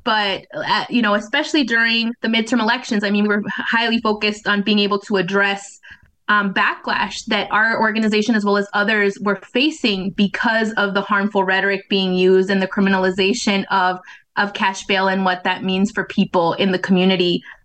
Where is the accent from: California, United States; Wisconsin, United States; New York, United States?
California, United States; Bay Area; moved away as an adult; now in Minnesota, United States; I'm originally from the Bay Area, mm-hmm. from California